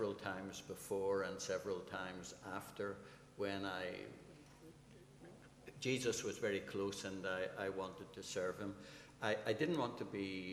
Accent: Belfast, Northern Ireland, United Kingdom; I was brought up in the Seaview Estate, up the hill from Crusaders

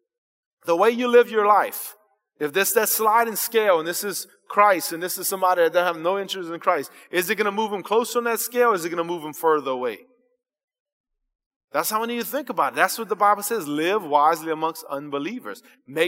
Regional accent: South Louisiana, United States; I was born here in South Louisiana

